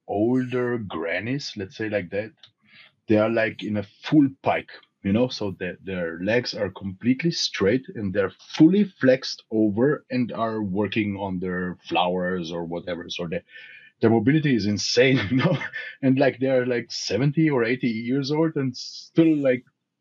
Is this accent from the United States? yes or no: no; Romania; moved away; I'm from Romania, so I'm born in Romania